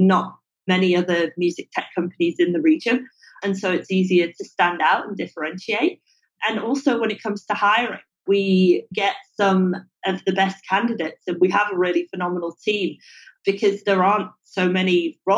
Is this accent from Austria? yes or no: no; England, United Kingdom; now in Singapore; I'm English